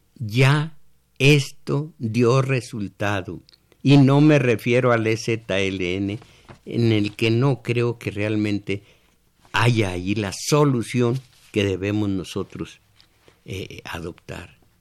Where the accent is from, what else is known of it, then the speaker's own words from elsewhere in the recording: Michoacán, Mexico; voy a decirlo estilo mi pueblo, que es estilo Michoacán más bien